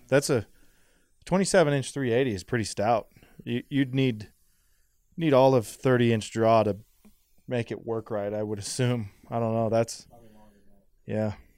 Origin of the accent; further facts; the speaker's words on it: Idaho, United States; I'm from Idaho